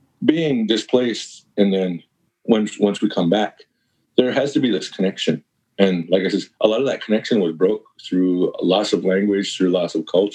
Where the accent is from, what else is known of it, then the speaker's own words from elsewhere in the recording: Canada; moved away as an adult; now in Ithaca, United States; we live in this flat piece of land up here in Canada, you know what I mean? It's really flat and there's really nothing.